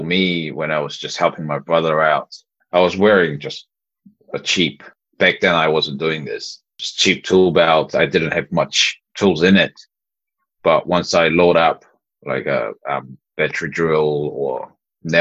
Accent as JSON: {"language": "English", "country": "New Zealand", "tie": "born or raised there", "said": "growing up in New Zealand"}